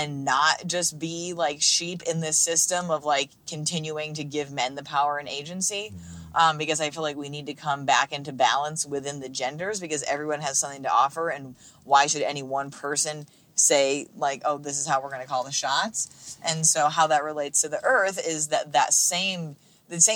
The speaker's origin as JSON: {"language": "English", "country": "United States", "said": "I'm speaking as like an American"}